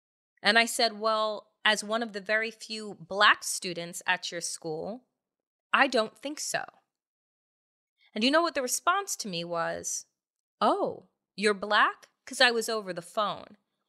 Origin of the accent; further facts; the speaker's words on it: New York, United States; growing up on Eastern Long Island in a 95% white community, 95, 96, 98.